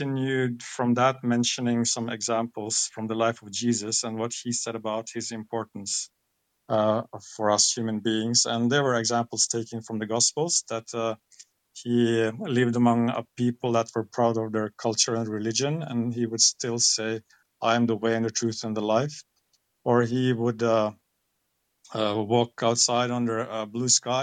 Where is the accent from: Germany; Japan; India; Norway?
Norway; I'm born and raised here in Norway, so I grew up here in Norway.